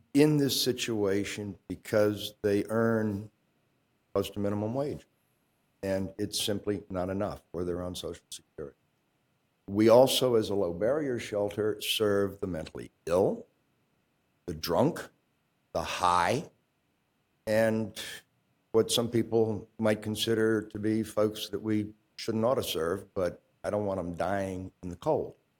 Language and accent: English; Virginia, United States; now in Champaign, United States; I come from Virginia, where we have departments of human services in the cities and counties